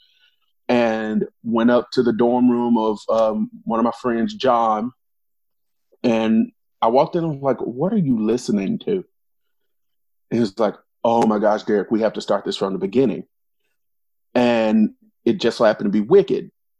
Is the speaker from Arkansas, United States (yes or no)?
yes; Arkansas, United States; now in Louisville, United States; I'm not originally from Louisville, or I don't know if we're announcing where we're from, but not originally from the area. I'm originally from Arkansas